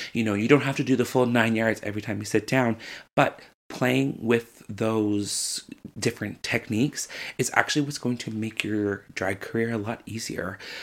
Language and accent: English; St. John's, Newfoundland and Labrador, Canada; I'm from Saint John's, Newfoundland, Labrador, and I'm a drag queen.